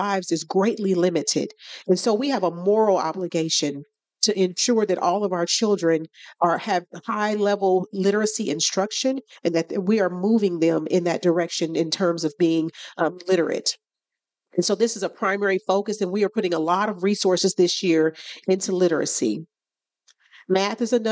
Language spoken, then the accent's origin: English; Kansas City, Kansas, United States; born and raised on the Kansas City, Kansas side